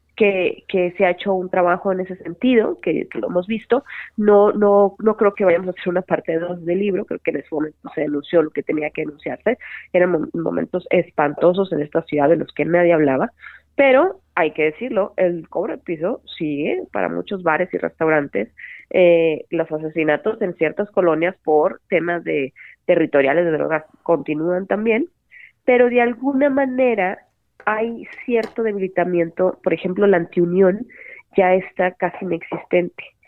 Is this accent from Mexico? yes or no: yes; Hermosillo, Sonora, Mexico; moved away as an adult; now in Mexico City, Mexico; yo soy de Sonora, de Hermosillo, Sonora, ya estudié y todo. Y allá empecé eh, a trabajar en un, en un periódico desde los 18 años.